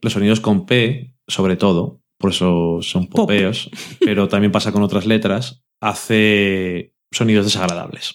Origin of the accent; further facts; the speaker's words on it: Burgos, Castile and León, Spain; also born or lived in Salamanca / Madrid; Yo soy de Burgos